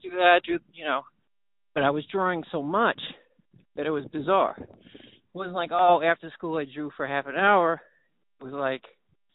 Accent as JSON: {"language": "English", "region": "New York", "country": "United States", "tie": "born or raised there", "said": "my growing up in New York has been a bit all over the place, you know, like, my mom is from Bushwick, and my dad was from Coney Island"}